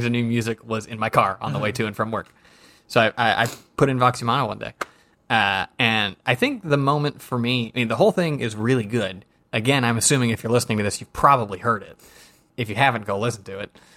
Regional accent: Georgia, United States; I'm from Georgia

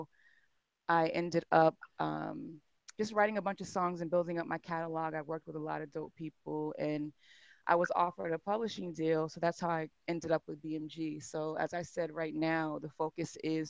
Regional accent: Massachusetts, United States; moved away as an adult; also born or lived in Atlanta; I grew up in Massachusetts, grew up in the church

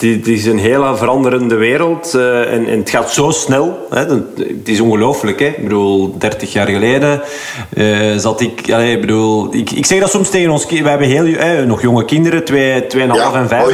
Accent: Belgium; wij zijn denk ik als Belg

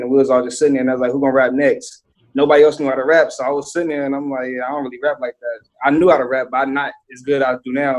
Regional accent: Bakersfield, California, United States; I'm from Bakersfield, Southwest to be exact.

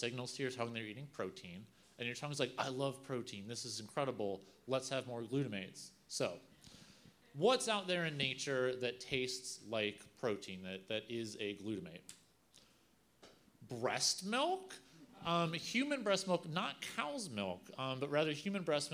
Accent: Virginia, United States; I'm from Virginia. We love cured ham there.

